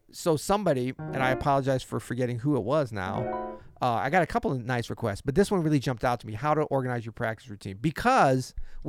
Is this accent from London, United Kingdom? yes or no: no; West Midlands, United Kingdom; I'm from Worcestershire, where sauces are available.